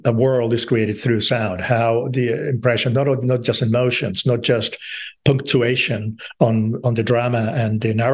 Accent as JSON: {"language": "English", "town": "Madrid", "region": "Community of Madrid", "country": "Spain", "tie": "born or raised there", "said": "I grew up in Madrid"}